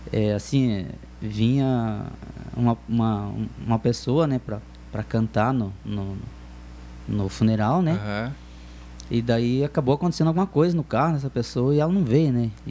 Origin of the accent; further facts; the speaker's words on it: Telêmaco Borba, Paraná, Brazil; Cara, sou de Telêmaco, nasci aqui, me criei aqui.